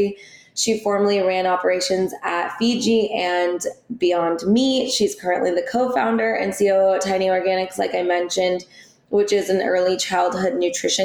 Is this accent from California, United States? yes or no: yes; Orange County, California, United States; I'm here in Orange County. I grew up here as well